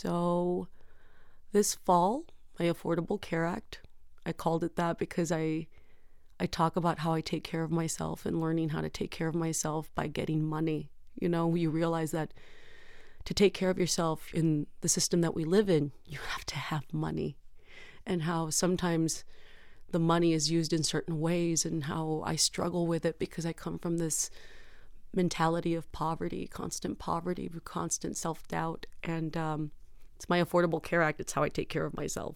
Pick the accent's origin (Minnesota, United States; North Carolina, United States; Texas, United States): Texas, United States; San Juan; I grew up in San Juan, Texas, which is near McAllen, Texas